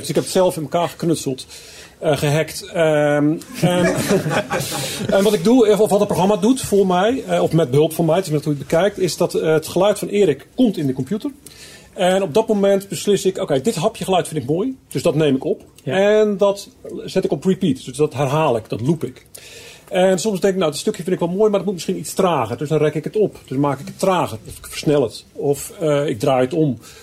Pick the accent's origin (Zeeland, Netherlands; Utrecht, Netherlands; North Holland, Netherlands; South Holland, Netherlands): Zeeland, Netherlands; ik kom uit Zeeland